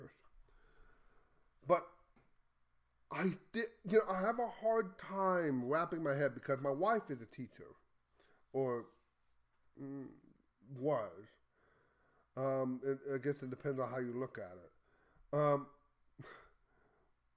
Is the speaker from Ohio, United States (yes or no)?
no; Texas, United States; as a Texan